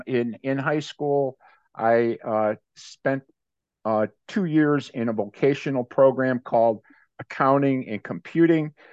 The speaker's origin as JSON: {"language": "English", "town": "Maple Heights", "region": "Ohio", "country": "United States", "tie": "born or raised there", "also_born_or_lived": "Cleveland, Ohio", "moved": "as an adult", "lives_now": "Tampa Bay, United States", "said": "was born in Cleveland and grew up in a suburb of Cleveland, uh, Maple Heights."}